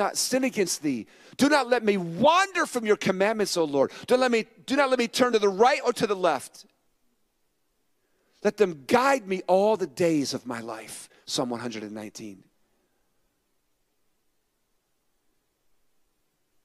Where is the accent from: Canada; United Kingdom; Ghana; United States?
United States; San Francisco, California; I was born in San Francisco.